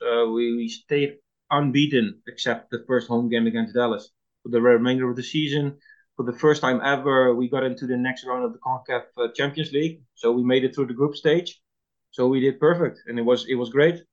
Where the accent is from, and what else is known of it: Netherlands; English is a second language; moved away as an adult; also born or lived in Toronto, Canada